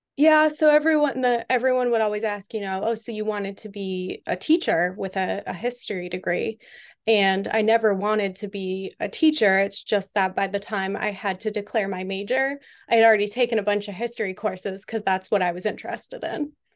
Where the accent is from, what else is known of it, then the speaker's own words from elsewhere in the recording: Western Massachusetts, United States; moved away as an adult; now in Washington, D.C., United States; I am from Western Massachusetts, not Boston